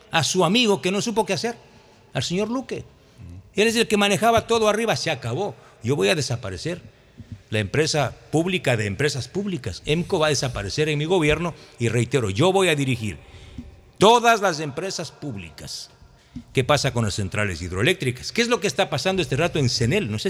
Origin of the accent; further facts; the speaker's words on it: Santa Elena, Ecuador; Yo vengo de Santa Elena, y la queja de los ciudadanos, de los transportistas, incluso de los alcaldes, es terrible